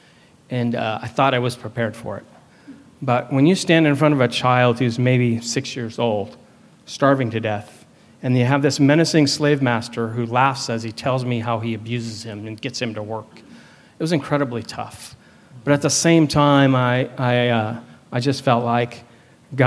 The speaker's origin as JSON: {"language": "English", "region": "California", "country": "United States", "tie": "born or raised there", "also_born_or_lived": "Hawaii", "moved": "as an adult", "said": "we are from California. Please don't hold that against us. I grew up there"}